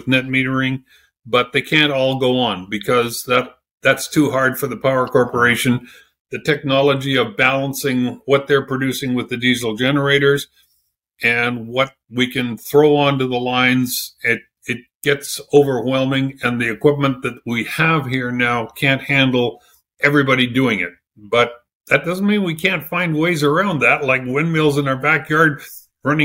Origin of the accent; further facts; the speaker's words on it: Regina, Saskatchewan, Canada; moved away as an adult; also born or lived in Fort Smith, Northwest Territories / Broughton Island; now in Iqaluit, Canada; born and raised in Regina